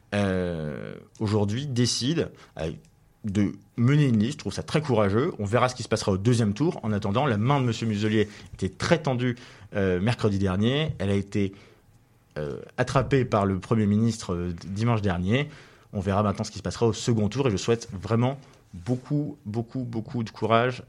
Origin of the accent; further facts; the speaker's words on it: Levallois-Perret, Île-de-France, France; j'ai été élu l'année dernière conseiller municipal dans la ville où je suis né à Levallois, euh, où je vis aussi